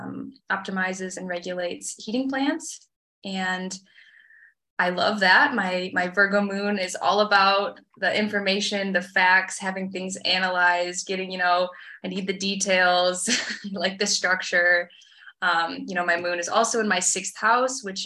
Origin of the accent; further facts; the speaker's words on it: Petoskey, Michigan, United States; moved away as an adult; also born or lived in New Zealand; now in Austria; I'm originally from Petoskey, originally from a small town in Michigan.